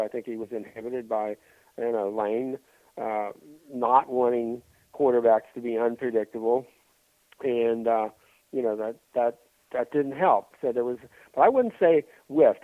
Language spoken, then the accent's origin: English; Midwest, United States; growing up in the Midwest